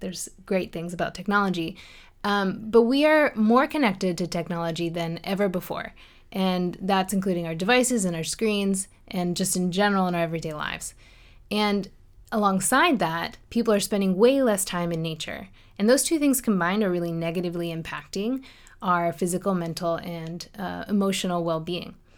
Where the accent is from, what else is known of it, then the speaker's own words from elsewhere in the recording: Chesterbrook, Pennsylvania, United States; moved away; I grew up outside of Philadelphia, Pennsylvania, in a small town called Chesterbrook